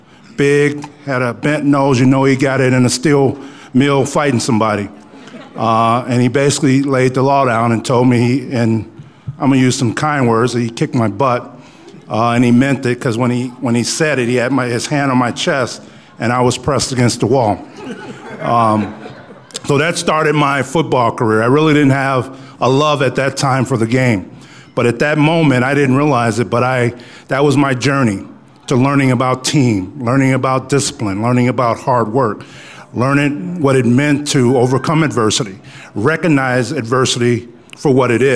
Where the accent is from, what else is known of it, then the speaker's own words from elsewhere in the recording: Chicago, Illinois, United States; now in Aurora, United States; I grew up in Chicago on the south side. I grew up in Inglewood